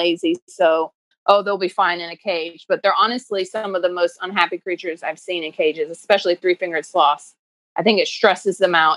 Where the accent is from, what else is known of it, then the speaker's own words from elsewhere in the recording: Durham, North Carolina, United States; also born or lived in Oxford, United Kingdom; I am from Durham, North Carolina, originally